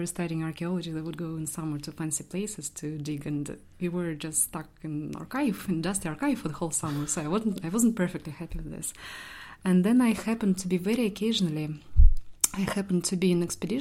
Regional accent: Saint Petersburg, Russia; moved away as an adult; now in Belfast, United Kingdom; I'm from St. Petersburg, I'm from Russia

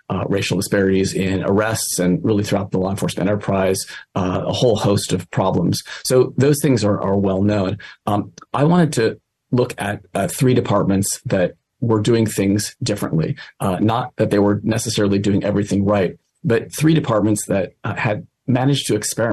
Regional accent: East Bay, California, United States; I grew up in the East Bay

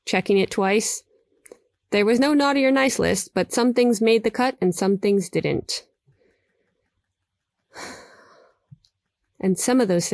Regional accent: New York, United States; moved away; also born or lived in London; I'm from New York, and at the time, living in London

